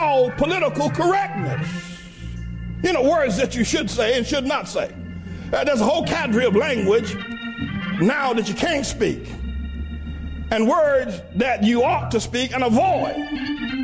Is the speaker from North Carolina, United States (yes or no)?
yes; North Carolina, United States; years ago, when I was growing up in North Carolina